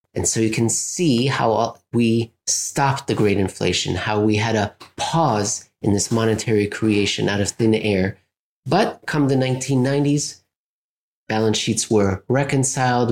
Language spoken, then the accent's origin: English; United States; as an American